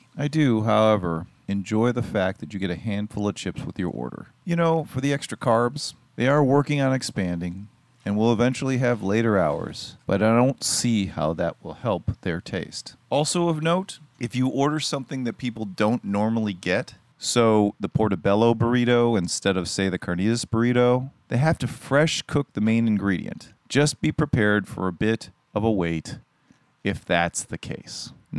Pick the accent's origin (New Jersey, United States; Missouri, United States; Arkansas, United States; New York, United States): Missouri, United States; Kansas City; Like, I'm from Kansas City, Missouri.